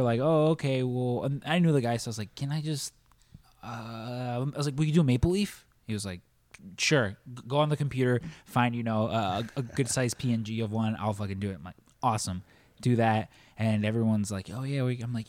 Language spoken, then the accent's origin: English; Mexico; I'm Mexican